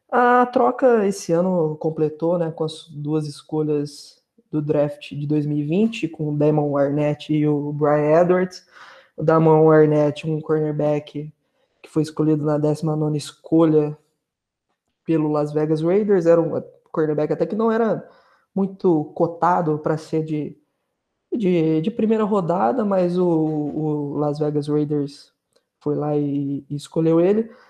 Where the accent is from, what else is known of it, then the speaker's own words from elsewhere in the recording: Poços de Caldas, Minas Gerais, Brazil; sou de Poços de Caldas, torço pelo Green Bay Packers